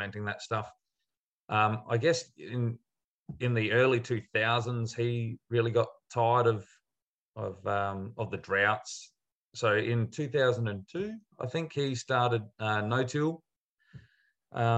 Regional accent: Adelaide, South Australia, Australia; I grew up in Adelaide

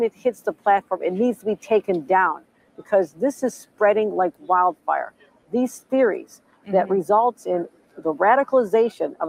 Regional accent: Buffalo, New York, United States; the streets of my hometown

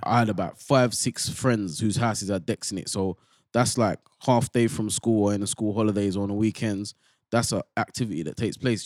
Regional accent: London, United Kingdom; I come from Bow, yeah, and that's like, it's quite a multicultural place.

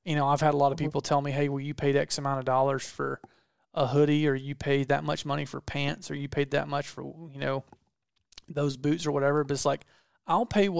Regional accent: the South, United States; I'm from the South

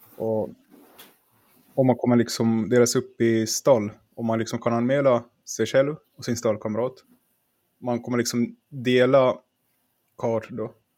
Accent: Finland; jag är från Finland

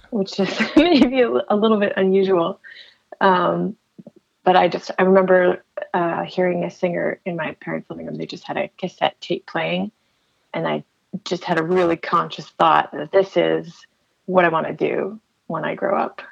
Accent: Chatham, Ontario, Canada; moved away as an adult; also born or lived in Windsor, Ontario; now in Toronto, Canada; I was born in Chatham and I, I lived there for uh, a lot of my life.

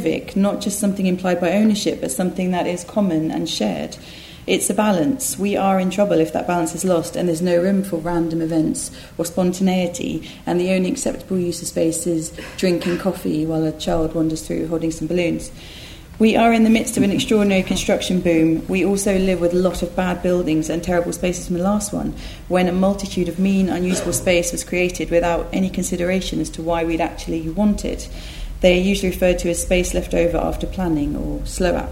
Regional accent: Essex, East of England, United Kingdom; I grew up in Essex

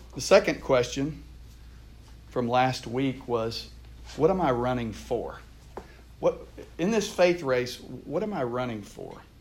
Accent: Houston, Texas, United States; I grew up in Texas. I'm from Houston originally.

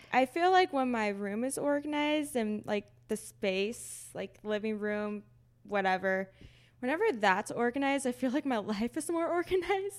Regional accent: Texas, United States; moved away as an adult; now in Seattle, United States; we're both from Texas.

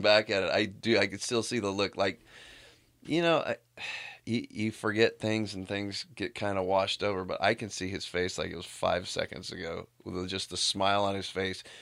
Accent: Walnut, California, United States; I grew up in Walnut right by Pomona

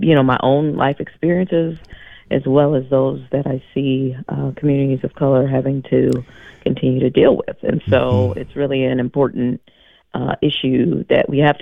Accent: Madison, Wisconsin, United States; how I grew up in Madison.

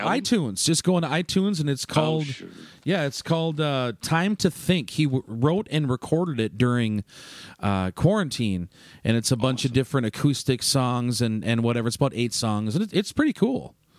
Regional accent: Turtle Lake, Wisconsin, United States; I'm from Turtle Lake originally

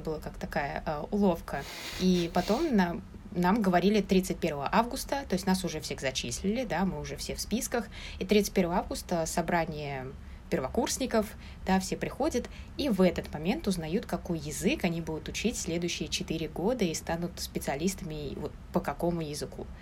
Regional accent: Moscow, Russia; moved away as an adult; now in Taipei, Taiwan; я из Москвы

